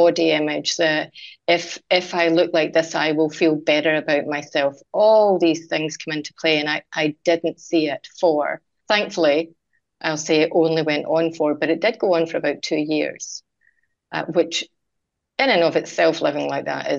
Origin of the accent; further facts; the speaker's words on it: Scotland, United Kingdom; moved away; I'm Scottish, as you can hear, Vanessa, I would go home to Scotland